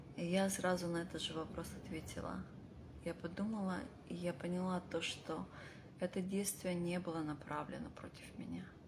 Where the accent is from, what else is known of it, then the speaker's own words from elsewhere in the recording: Vladivostok, Primorsky Krai, Russia; moved away; я родилась в Владивостоке и очень долго жила за рубежом